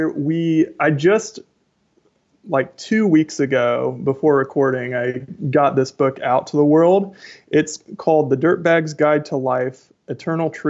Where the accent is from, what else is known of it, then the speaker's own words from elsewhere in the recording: Tacoma, Washington, United States; I am from Tacoma, Washington.